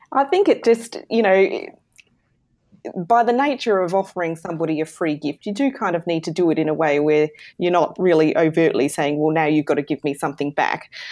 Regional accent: southern Australia, Australia; I am in Australia. So, I'm down under. in Australia. In the south

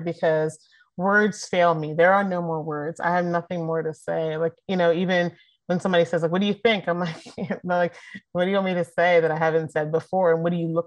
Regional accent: Philadelphia, Pennsylvania, United States; I'm from Philly.

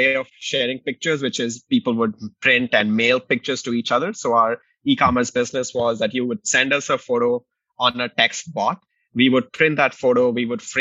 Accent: Delhi, India; moved away as an adult; also born or lived in Indiana, United States; now in Chicago, United States; I grew up in Delhi, India, came to the US in 2007 to pursue engineering

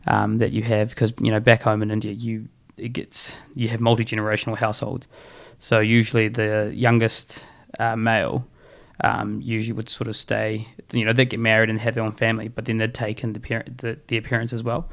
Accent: Auckland, New Zealand; moved away as an adult; also born or lived in Taranaki, New Zealand / Invercargill, New Zealand / Hawera, New Zealand; now in Canterbury, New Zealand; I grew up in Auckland

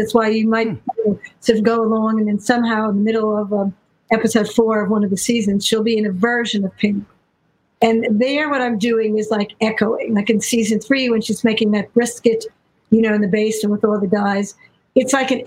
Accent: New York, United States; I am from New York, and actually now I live in the West Village

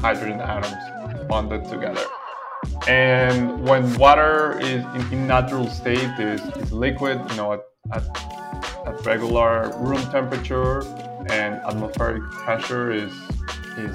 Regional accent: Venezuela; I am from Venezuela.

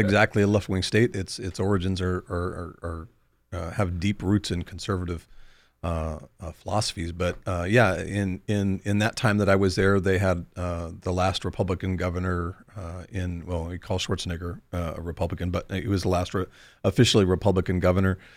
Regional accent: far north of Sacramento, California, United States; far north of Sacramento. So, um, in, in the redneck part of, of, uh, California

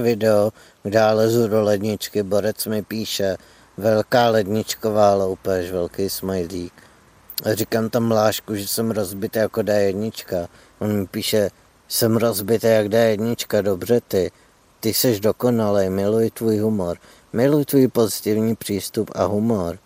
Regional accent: Louny, Ústí nad Labem Region, Czechia; pocházím z Lon, což je malý město severozápadně od Prahy.

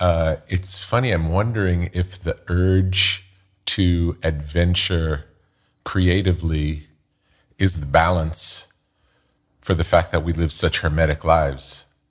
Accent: New York, United States; growing up in New York

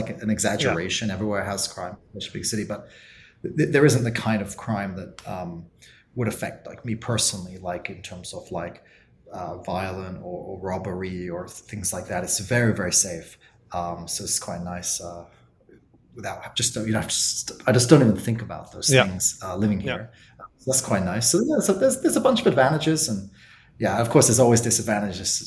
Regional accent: Oxford, South East England, United Kingdom; moved away as an adult; also born or lived in Berlin, Germany; now in South Korea; my hometown is Oxford in England

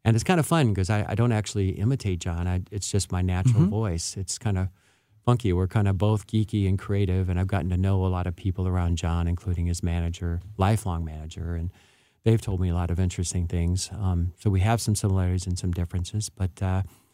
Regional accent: St. Louis, Missouri, United States; moved away as an adult; now in California, United States; I was raised in St. Louis

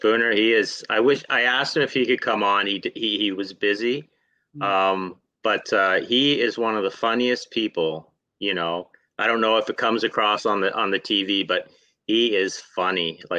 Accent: Ontario, Canada; moved away as an adult; also born or lived in Toronto, Ontario; now in Nova Scotia, Canada; Yeah, I'm from Ontario. Okay. And I moved to Nova Scotia in 2004. I was a social worker in Toronto.

